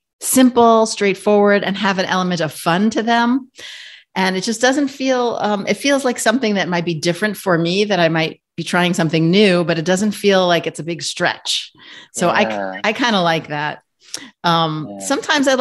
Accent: New York, United States; I'm a New Yorker

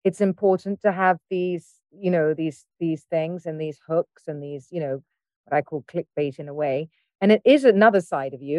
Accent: United Kingdom; I'm British

